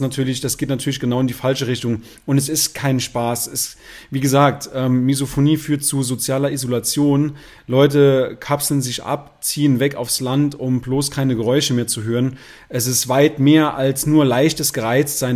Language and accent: German; Saarland, Germany; bei uns im Saarland sagt man Fasching